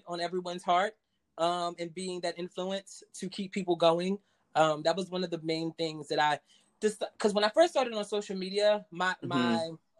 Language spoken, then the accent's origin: English; New York, United States; I'm from New York, born and raised, been here all my life, haven't been anywhere else